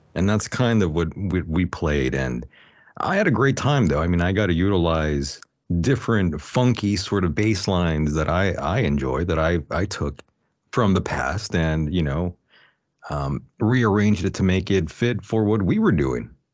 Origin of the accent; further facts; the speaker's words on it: El Centro, California, United States; a local D J in El Centro, California, where, um, that's my hometown